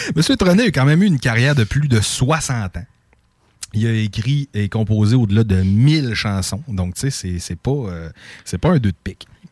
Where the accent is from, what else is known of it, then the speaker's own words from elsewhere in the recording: Lac Saint-Jean, Quebec, Canada; nous autres, on a beaucoup de plages. D'ailleurs, dans mon patelin, on a 7 km de plage.